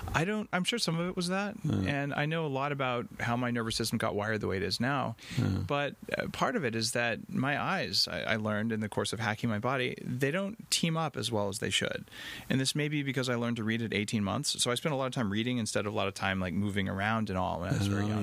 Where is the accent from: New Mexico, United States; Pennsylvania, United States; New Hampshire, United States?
New Mexico, United States; Albuquerque; now in Canada; I grew up in Albuquerque, New Mexico